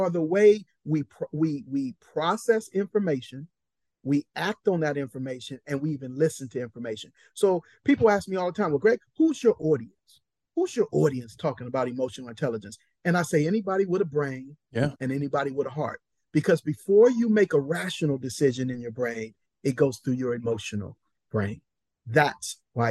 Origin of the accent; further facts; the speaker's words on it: Compton, California, United States; I'm a boy from Compton